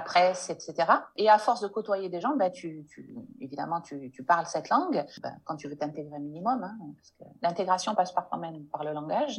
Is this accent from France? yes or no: yes; France; first language French; moved away as an adult; now in Morocco; une langue comme la langue française, même si c'est ma langue maternelle